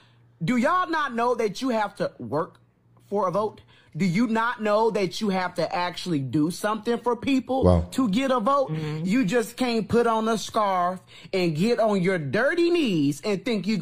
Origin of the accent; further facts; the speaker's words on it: United States; I am from America